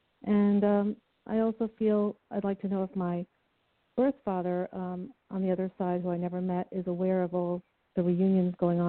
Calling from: New York, United States; Yes, I'm from New York.

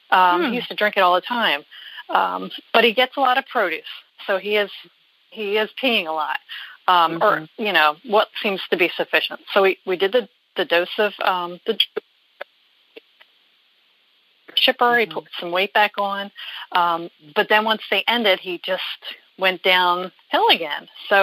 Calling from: New Jersey, United States; I'm from New Jersey.

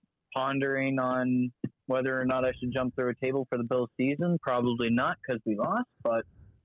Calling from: Niagara Falls, Ontario, Canada; I'm calling from Niagara Falls, Ontario.

